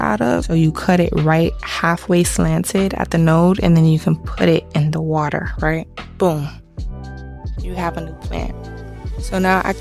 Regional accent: Miami, Florida, United States; I am from Miami.

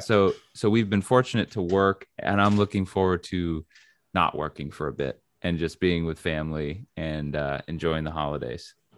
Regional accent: New Hampshire, United States; moved away; I'm from New Hampshire

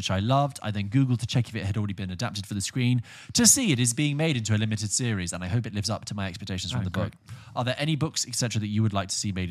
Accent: United Kingdom; we're British

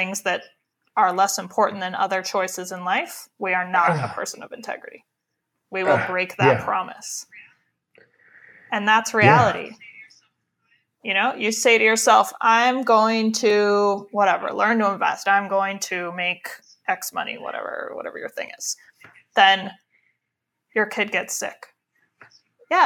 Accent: Midwest, United States; We are white people from the Midwest.

